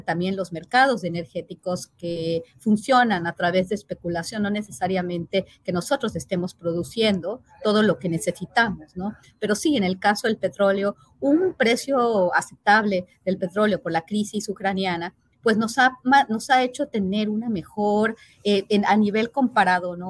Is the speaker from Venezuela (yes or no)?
no; Mexico